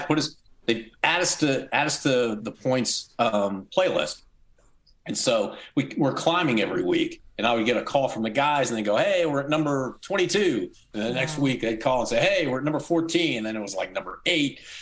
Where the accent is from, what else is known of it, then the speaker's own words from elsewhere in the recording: United States; moved away as an adult; now in Oklahoma City, United States; my wife lives in St. Louis, which is close to my hometown